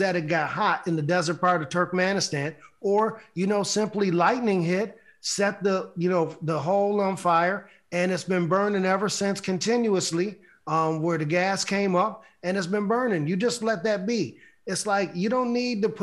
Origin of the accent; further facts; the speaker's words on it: Buffalo, New York, United States; my hometown, Buffalo, New York